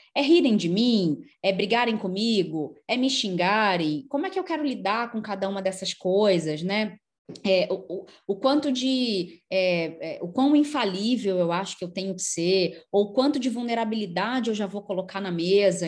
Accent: Rio de Janeiro, Brazil; Eu nasci do lado lá da feira nordestina, no, no São Francisco de Paula, no, do então- lado lá da feira de tradições nordestinas em São Cristóvão

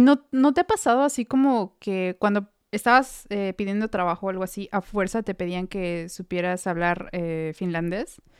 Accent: Mexico; moved away; Como, como mexicanos

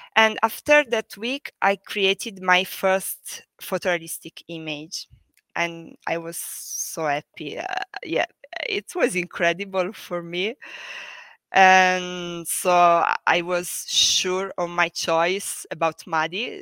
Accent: Tursi, Basilicata, Italy; moved away as an adult; also born or lived in Florence, Italy / Venice, Italy; now in Berlin, Germany; I come from a little town in the south of Italy. The name is Tursi, uh, near Matera. So I come from Basilicata

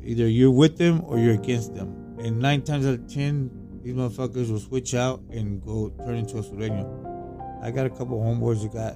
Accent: Tampa, Florida, United States; I'm from Tampa

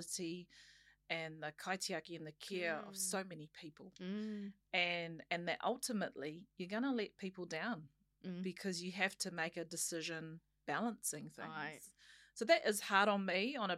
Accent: Auckland, New Zealand; moved away; also born or lived in Wellington; I was actually born and bred on Auckland's North Shore

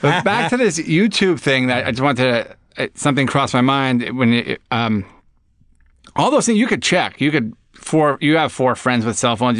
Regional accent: Long Island, New York, United States; I grew up on Long Island

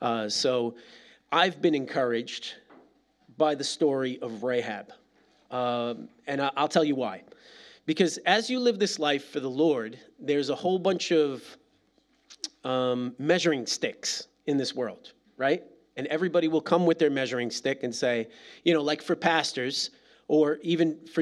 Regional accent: East Coast, United States; Like, listen, I'm from the East Coast, and those are small Calvary Chapels, right?

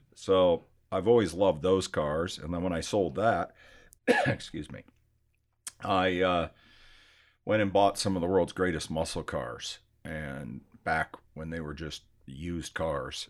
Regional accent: Scottsdale, Arizona, United States; also born or lived in Michigan; I grew up here in Scottsdale, Arizona. I was born in Michigan

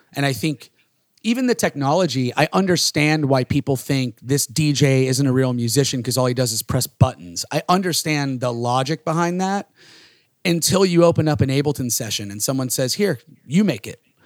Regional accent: Florida, United States; growing up in these small towns, we're from Florida

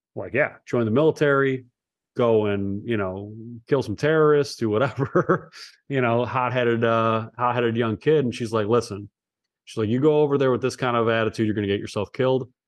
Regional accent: Cleveland, Ohio, United States; also born or lived in Los Angeles; I was born in Los Angeles. Uh, only was there as a very short amount of time. uh, as a baby, a young kid, and then I grew up in the east side of Cleveland

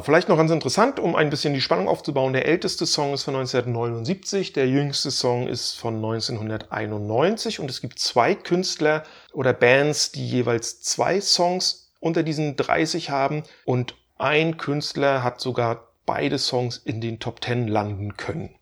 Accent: Stralsund, Mecklenburg-Vorpommern, Germany; aus meiner Heimatstadt

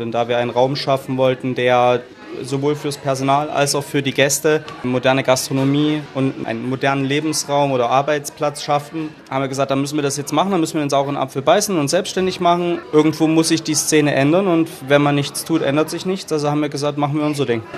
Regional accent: Chemnitz, Saxony, Germany; moved away as an adult; also born or lived in England; now in Cologne, Germany; ich bin Sachse

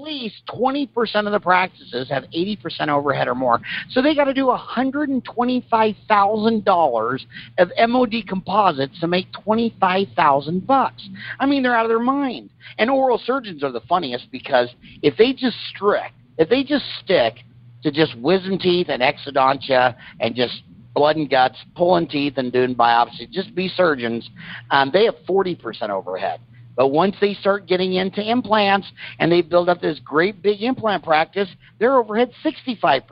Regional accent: Kansas, United States; now in Arizona, United States; when I grew up in Kansas

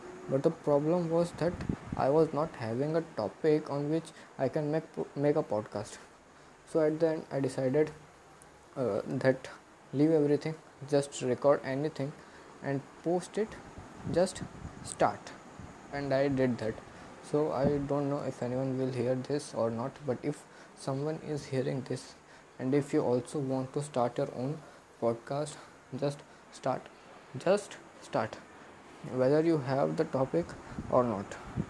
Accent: Mumbai, Maharashtra, India; I am 15 years old and I am from Mumbai, India.

